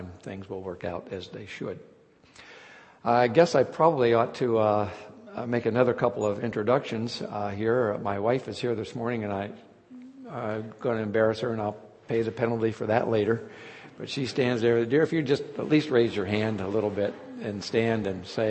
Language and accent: English; Hughesville, Pennsylvania, United States; I grew up in Lycoming County, east of Williamsport, just outside the little town of Hughesville